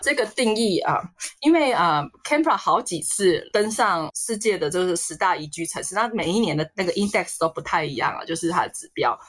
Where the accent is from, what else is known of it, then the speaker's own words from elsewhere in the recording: Taiwan; now in Australia; 呃，有的人像我们台湾人，他可能没有机会出国的，啊，老一辈的或是家里比较家境不许可